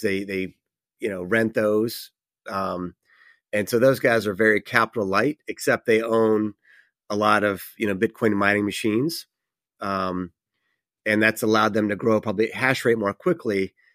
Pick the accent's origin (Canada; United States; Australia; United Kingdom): United States; New York; my home state of New York